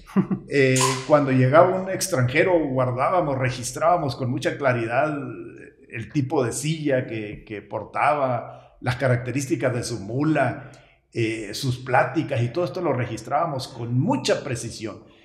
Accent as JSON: {"language": "Spanish", "area": "Golden Triangle, rancho de Zarupa", "region": "Sinaloa", "country": "Mexico", "tie": "born or raised there", "moved": "as an adult"}